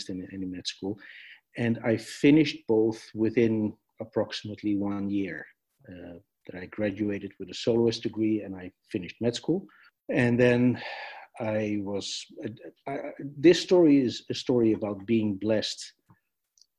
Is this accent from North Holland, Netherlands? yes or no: yes; Amsterdam, North Holland, Netherlands; I was born in Amsterdam in the Netherlands